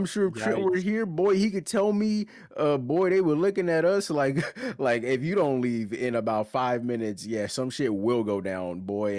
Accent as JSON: {"language": "English", "region": "the South", "country": "United States", "accent": "Southern drawl", "said": "I am from the South."}